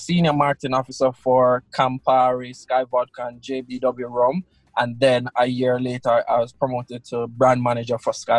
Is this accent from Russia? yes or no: yes; Russia; born there; Yeah, I was born in Russia.